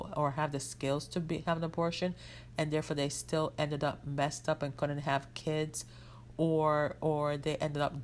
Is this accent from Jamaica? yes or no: yes; Jamaica; I grew up in Jamaica where it is mostly like, when I grew up, we wore uniforms